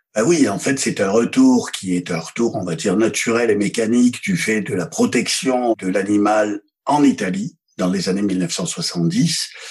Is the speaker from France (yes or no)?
yes; Provence-Alpes-Côte d'Azur, France; also born or lived in Isère; je suis fils d'assureur. C'est-à-dire que ça connaît dans mon bled des Hautes-Alpes. Mon père était assureur et toute mon enfance